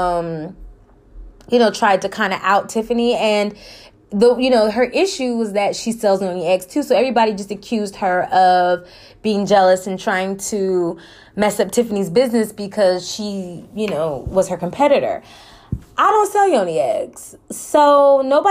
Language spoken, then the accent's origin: English; California, United States; moved away; I'm from Cali